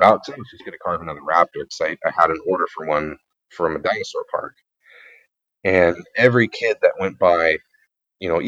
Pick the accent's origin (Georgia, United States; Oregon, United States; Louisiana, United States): Oregon, United States; Reedsport; Reedsport, which I know it's my hometown